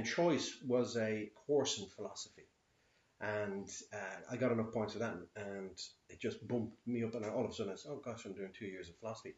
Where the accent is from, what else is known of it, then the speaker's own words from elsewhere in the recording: Dublin, Leinster, Ireland; I'm born here in Dublin